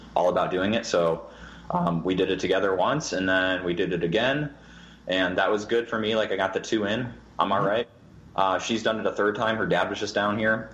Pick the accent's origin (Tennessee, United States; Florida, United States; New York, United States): New York, United States; moved away; I grew up in New York, so I used to go to Toronto all the time.